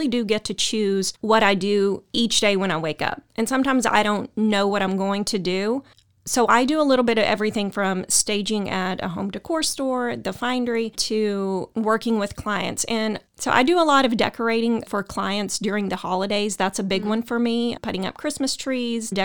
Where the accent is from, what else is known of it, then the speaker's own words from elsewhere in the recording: Waco, Texas, United States; I'm from Waco